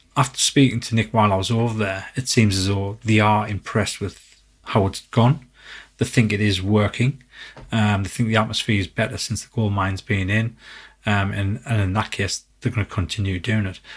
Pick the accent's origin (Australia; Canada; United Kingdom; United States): United Kingdom; England; we're from England